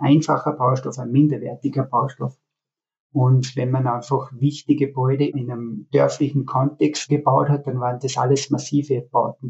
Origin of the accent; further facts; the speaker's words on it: Altenmarkt im Pongau, Salzburg, Austria; moved away as an adult; also born or lived in Graz / Berlin; zurück in meine Heimat, in die vertraute